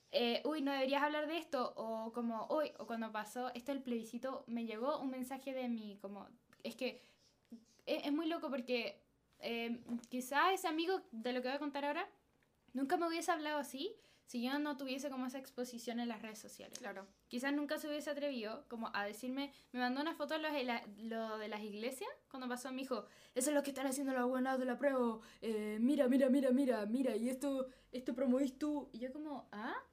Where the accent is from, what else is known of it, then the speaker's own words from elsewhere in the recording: Chile; Como somos chilenos, eh, de verdad.